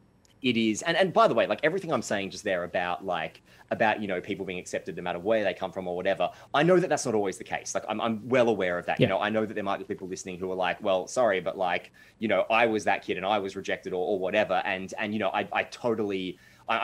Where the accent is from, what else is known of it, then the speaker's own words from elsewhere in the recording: Mansfield, Australia; I was growing up in Mansfield